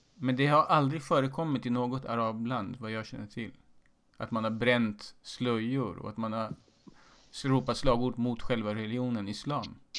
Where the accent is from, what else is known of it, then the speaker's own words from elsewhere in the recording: Sweden; Jag är född i Sverige med en eh, iransk far